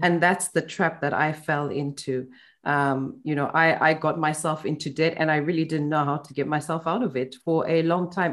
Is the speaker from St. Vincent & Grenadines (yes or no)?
no; Zimbabwe; now in United Kingdom; when I moved to the UK from Zimbabwe